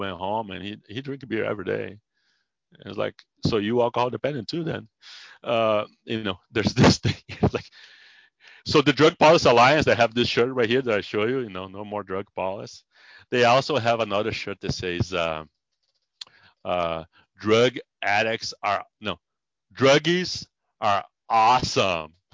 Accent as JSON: {"language": "English", "country": "Brazil", "also_born_or_lived": "San Diego, United States", "second_language": "English", "moved": "as an adult", "lives_now": "United States", "said": "In Brazil, I was a psychologist."}